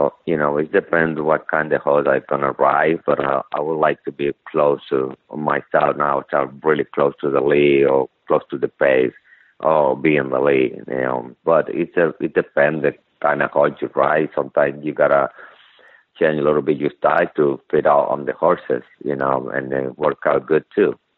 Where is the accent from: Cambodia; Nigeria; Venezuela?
Venezuela; English is a second language; moved away as an adult; now in United States; I come from Venezuela.